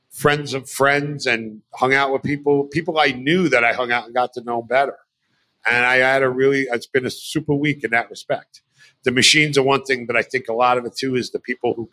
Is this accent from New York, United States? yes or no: yes; New York, United States; I'm from New York.